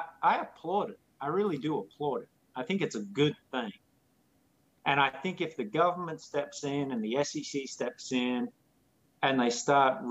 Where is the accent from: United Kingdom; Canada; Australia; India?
Australia; now in United States; I'm not American. I'm not even a citizen. I'm a permanent resident. So tomorrow I'll probably be on a plane flying back to Australia.